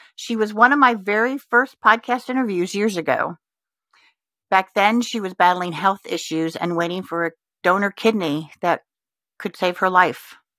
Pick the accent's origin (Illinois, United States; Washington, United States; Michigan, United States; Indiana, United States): Indiana, United States; Richmond; moved away as an adult; also born or lived in Houston, Texas; now in Richmond, Virginia, United States; I'm originally from Texas, but the summer before my f, seventh grade, we moved from Houston to the town of Richmond, Indiana